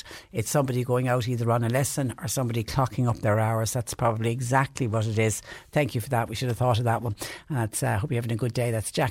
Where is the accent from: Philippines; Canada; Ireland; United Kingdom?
Ireland; Ballyhooly, Munster; I'm from Ballyhooly. I passed the vaccination centre in Mallow.